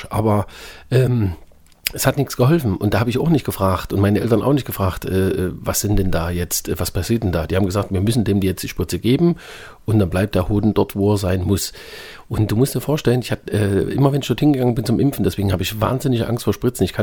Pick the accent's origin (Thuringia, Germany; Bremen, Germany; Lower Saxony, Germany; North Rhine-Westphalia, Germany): Thuringia, Germany; Weida; also ich komme ja aus Thüringen, aus Weida